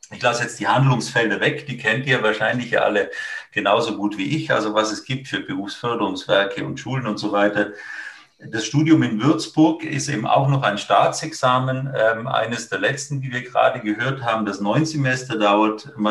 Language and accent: German; Italy; ich bin äh, ursprünglich aus Italien